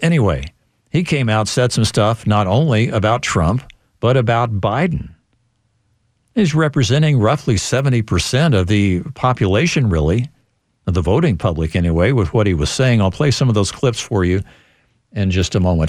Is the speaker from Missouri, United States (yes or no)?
yes; Missouri, United States; moved away; my home state of Missouri